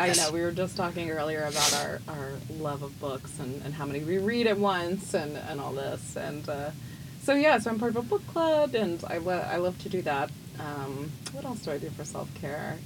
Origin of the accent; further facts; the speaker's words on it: Memphis, Tennessee, United States; moved away; I'm from Memphis originally, so I've got a lot of Memphis pride